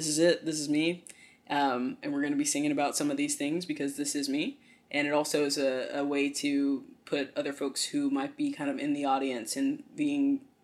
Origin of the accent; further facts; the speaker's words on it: the South, United States; growing up in the South